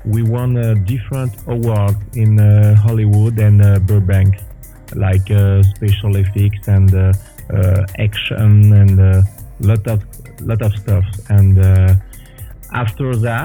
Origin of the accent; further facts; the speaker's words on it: France; moved away as an adult; now in Quebec, Canada; I was born in France. And now I live in Canada, Quebec, for 16 years.